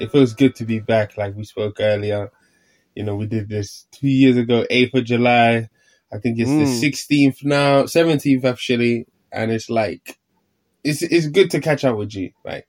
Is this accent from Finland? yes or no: yes; Finland; born there; English is a second language; I ended up moving country. I ended up moving to Finland. So back to my home country where I was born.